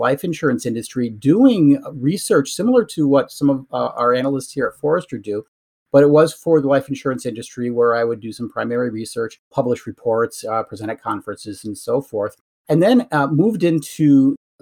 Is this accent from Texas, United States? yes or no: no; Western Massachusetts, United States; I grew up and live in Western Massachusetts